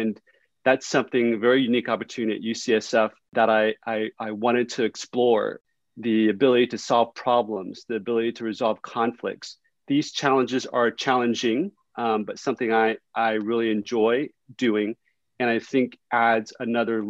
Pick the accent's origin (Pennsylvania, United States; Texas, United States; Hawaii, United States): Texas, United States; Houston; first language Vietnamese; English is a second language; also born or lived in Vietnam; We're political refugees. I was born right before the end of the Vietnam War. And we grew up very poor in Houston.